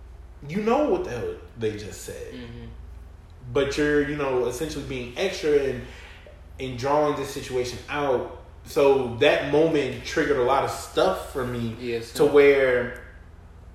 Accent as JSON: {"language": "English", "country": "United States", "tie": "born or raised there", "said": "Be it that I am Nigerian, but I was born in the U.S"}